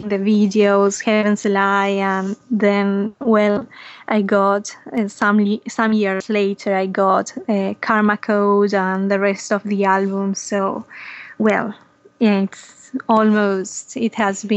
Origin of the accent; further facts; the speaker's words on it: Argentina; I'm from Argentina, a little bit far away from you guys